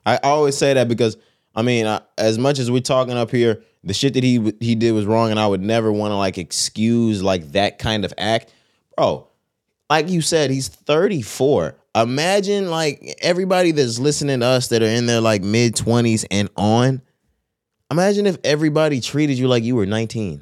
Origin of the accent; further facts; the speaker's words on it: Texas, United States; we're from Texas